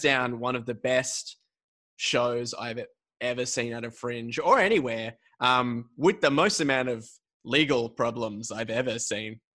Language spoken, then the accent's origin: English; Australia; I'm I'm born and raised in Australia